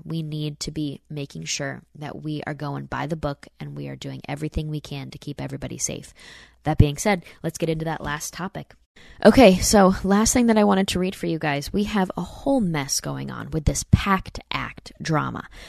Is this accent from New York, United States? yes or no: yes; Saratoga Springs, New York, United States; moved away; my hometown in Saratoga, New York.